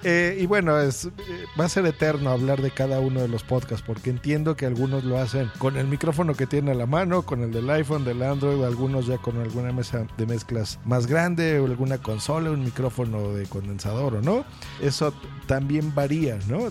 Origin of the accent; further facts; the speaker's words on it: Mexico; yo también soy de México